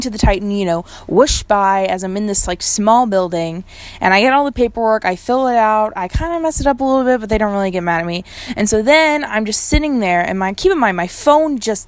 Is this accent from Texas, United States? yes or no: yes; Fort Worth, Texas, United States; also born or lived in Lubbock, Texas; moving home has been great, actually. I am from Fort Worth